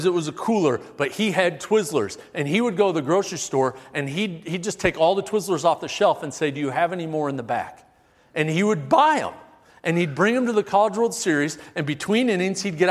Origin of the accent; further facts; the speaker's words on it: Omaha, Nebraska, United States; Growing up in Omaha